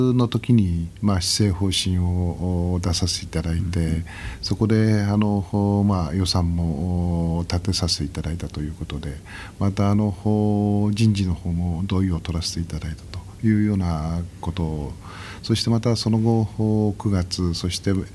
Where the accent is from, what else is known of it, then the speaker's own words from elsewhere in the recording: Nishitokyo, Tokyo, Japan; 僕はあの西東京市の外れで生まれ育って